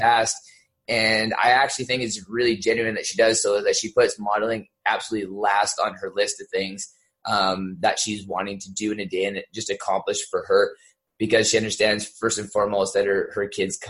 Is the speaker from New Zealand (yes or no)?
no; Southern Alberta, Canada; I grew up in Southern Alberta.